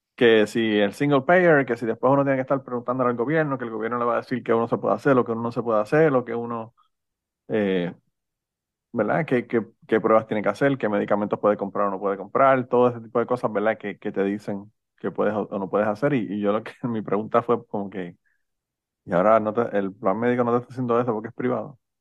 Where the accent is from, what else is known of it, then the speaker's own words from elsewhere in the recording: Utuado, Puerto Rico; los utuadeños nacemos